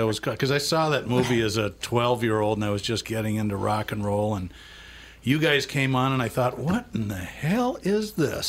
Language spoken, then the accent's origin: English; Lexington, Massachusetts, United States; moved away; also born or lived in Rhode Island; Well, I was born in Rhode Island. I grew up in Lexington